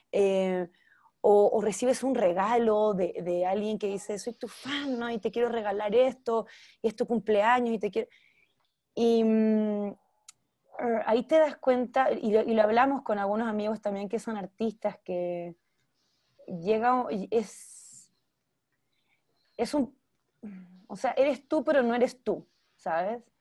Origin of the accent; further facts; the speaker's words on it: Argentina; now in Mexico; porque aquí vivo, pero ya pues aprovechar mucho más el mercado chileno y argentino, que también es de donde soy.